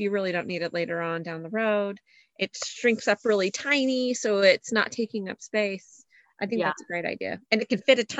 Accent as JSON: {"language": "English", "town": "Reno", "region": "Nevada", "country": "United States", "tie": "born or raised there", "moved": "yes", "lives_now": "Texas, United States", "said": "I grew up in the West, so we knew all our earthquake safety, you know, all our drills, cause they're in Reno, you get earthquakes right next to that California fault."}